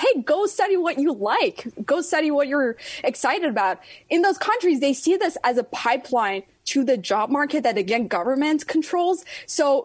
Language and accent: English; Iran; now in United States; my home country, Iran.